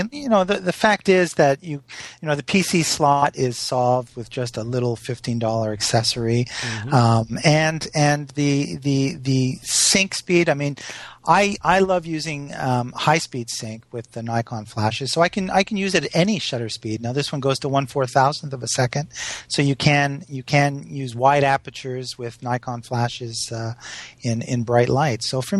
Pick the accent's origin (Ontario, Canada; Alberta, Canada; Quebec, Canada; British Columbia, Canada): Quebec, Canada; Montreal; But Valerie, I'm from Montreal, and I thought it's not Jardin?